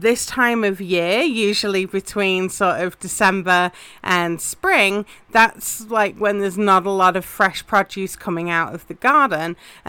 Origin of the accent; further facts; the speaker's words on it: England, United Kingdom; obviously I'm English and that's very much a spring favorite in the UK